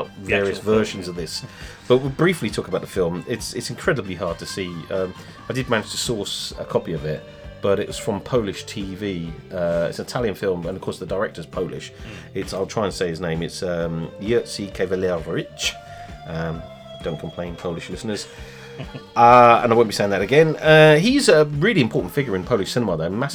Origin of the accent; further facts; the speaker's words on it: England, United Kingdom; if we're English